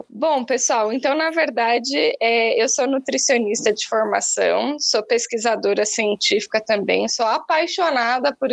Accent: São Paulo, Brazil; born there; accent: mixed; also born or lived in Alfenas, Brazil; nasci no interior de São Paulo, mas eu fiz a faculdade na Federal de Alfenas, em Minas Gerais. Então, o sotaquezinho que vocês vão ver aqui hoje é meio que um ajuntado de, de lugares que já morei aí em mais de, de 15 cidades.

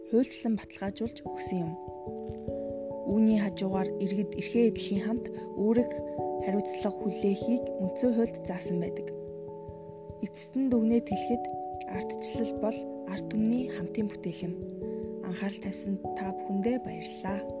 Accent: Mongolia; Бид Монгол улсын иргэний хувьд

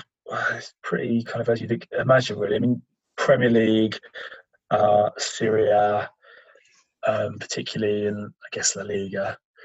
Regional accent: England, United Kingdom; as a European or as an Englishman

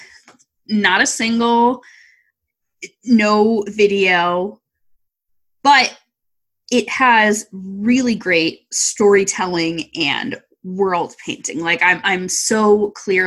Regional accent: New Jersey, United States; I came from New Jersey

